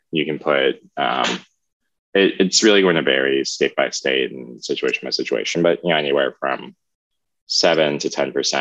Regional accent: Maryland, United States; I grew up in the Maryland area in Anderton County

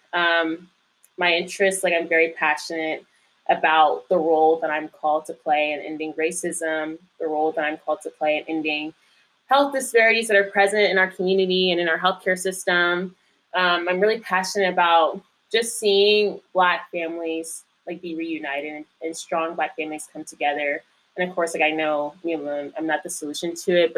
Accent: Indian Trail, North Carolina, United States; moved away as an adult; now in Washington, D.C., United States; raised more so in Indian Trail, North Carolina, for the second half of my life

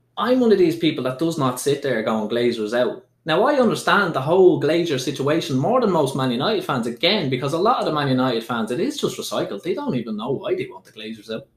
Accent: Dublin, Leinster, Ireland; there was no way I would have come out as trans when I was growing up in Dublin

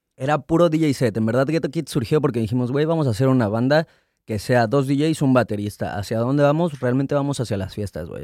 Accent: Mexico City, Mexico; Yo nací en Ciudad de México, a los dos años me fui a vivir a Estado de México, de los dos hasta los diez años más o menos. Llegué a Ciudad de México, regresé a Ciudad de México.

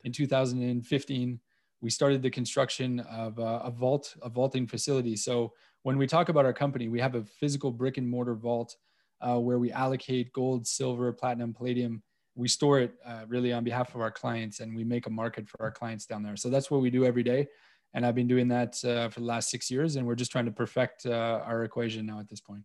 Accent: Montreal, Quebec, Canada; moved away as an adult; now in Cayman Islands; growing up in Montreal

